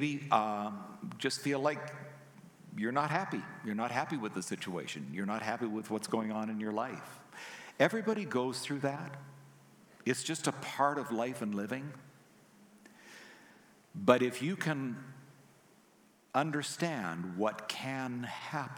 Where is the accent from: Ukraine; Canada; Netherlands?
Canada; I'm Canadian